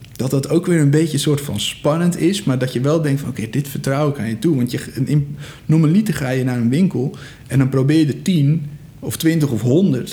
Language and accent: Dutch; Egmond, North Holland, Netherlands; ik kom zo uit Egmond